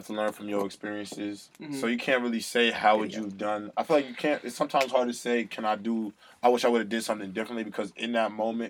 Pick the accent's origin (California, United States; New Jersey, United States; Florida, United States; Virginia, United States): New Jersey, United States; Englewood; moved away as an adult; now in Nashville, United States; So, I'm from Englewood, New Jersey.